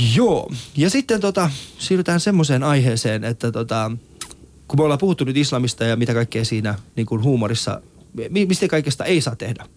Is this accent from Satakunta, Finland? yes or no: no; Helsinki, Uusimaa, Finland; also born or lived in Iran; Mä oon kasvanut muslimiperheessä ja, ja tota, Kontulassa